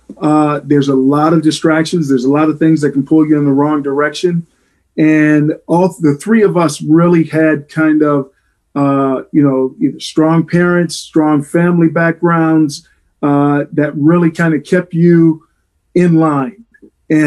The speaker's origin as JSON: {"language": "English", "town": "Flint", "region": "Michigan", "country": "United States", "tie": "born or raised there", "also_born_or_lived": "Toledo, Ohio", "moved": "as an adult", "said": "I grew up in Flint, Michigan."}